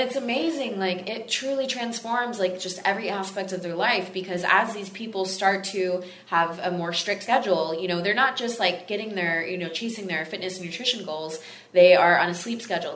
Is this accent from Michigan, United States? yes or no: no; Texas, United States; now in Los Angeles, United States; it's in Los Angeles, California, my home. I'm from Texas originally